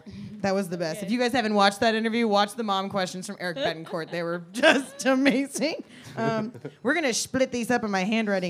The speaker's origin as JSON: {"language": "English", "town": "Kansas City", "country": "United States", "moved": "yes", "lives_now": "Austin, United States", "said": "I'm from Kansas City"}